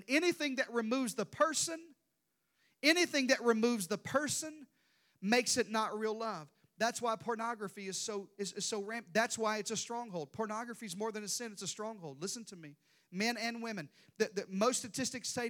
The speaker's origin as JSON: {"language": "English", "region": "Deep South", "country": "United States", "tie": "born or raised there", "said": "I grew up in the Deep South"}